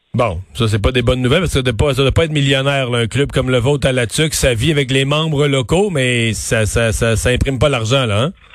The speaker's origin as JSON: {"language": "French", "area": "Bas-Saint-Laurent", "region": "Quebec", "country": "Canada", "said": "je viens du bas du fleuve"}